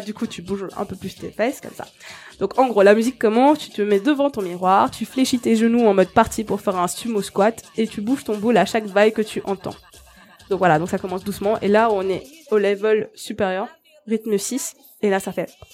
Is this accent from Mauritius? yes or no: yes; Mauritius; moved away; Je viens de l'île Maurice